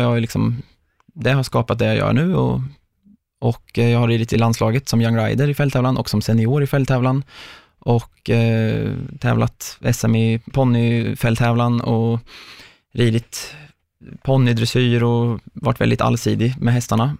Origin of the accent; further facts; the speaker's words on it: Mjölby, Östergötland, Sweden; där jag bodde då i Mjölby, där jag är uppvuxen.